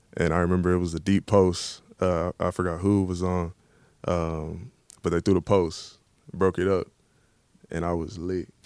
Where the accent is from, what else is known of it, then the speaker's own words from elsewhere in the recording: Dallas, Texas, United States; moved away as an adult; now in Baltimore, United States; I'm from Dallas, uh, grew up watching the Cowboys